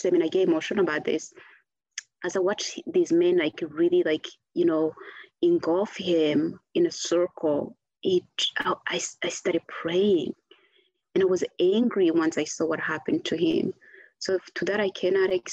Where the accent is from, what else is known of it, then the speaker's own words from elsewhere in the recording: Rwanda; I came back to Rwanda, I left April 7th, so I'm coming back December. So that was like a good 6 months away from, you know, home